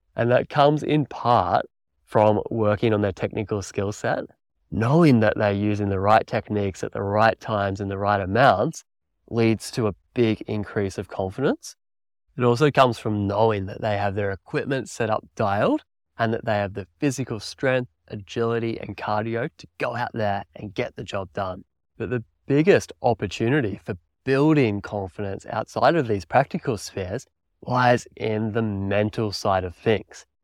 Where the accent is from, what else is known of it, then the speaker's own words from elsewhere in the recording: country Victoria, Australia; moved away as an adult; also born or lived in New Zealand; I'm originally from Australia. I grew up in country Victoria there, riding bikes